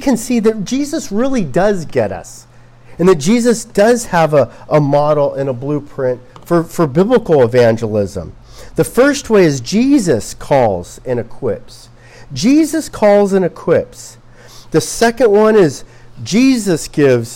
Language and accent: English; Los Angeles, California, United States; I'm from Los Angeles